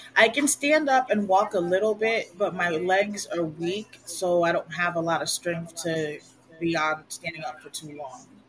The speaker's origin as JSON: {"language": "English", "country": "Puerto Rico", "tie": "born or raised there", "also_born_or_lived": "United States / Connecticut", "first_language": "Spanish", "second_language": "English", "moved": "as an adult", "lives_now": "Virginia, United States", "said": "I grew up both in the United States and in Puerto Rico, so I know how what it's like to be raised American, and I know what it's like to be raised Puerto Rican."}